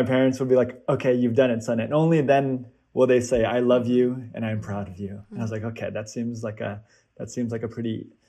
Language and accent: English; Kansas, United States; also born or lived in Seattle, Washington; I am Korean American. I was actually born in Seattle, Washington, but moved around quite a bit and spent most of my childhood actually growing up in Kansas, which is rare.